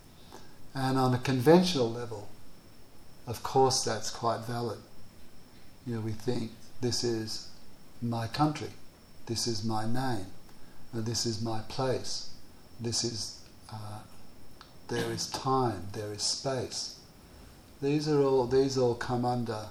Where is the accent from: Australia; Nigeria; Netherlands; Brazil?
Australia; I come from Australia